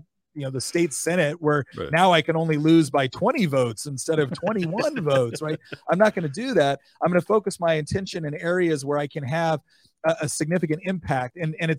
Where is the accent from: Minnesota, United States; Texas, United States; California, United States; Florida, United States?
California, United States; I was born and raised in California.